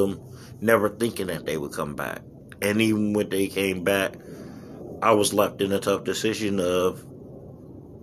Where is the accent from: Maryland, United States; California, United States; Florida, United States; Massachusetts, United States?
California, United States; Los Angeles; now in Phoenix, United States; I am happy for my hometown to win the Super Bowl